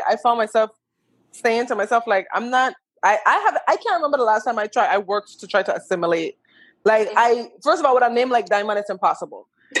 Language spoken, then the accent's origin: English; U.S. Virgin Islands; moved away; we're Black from the Virgin Islands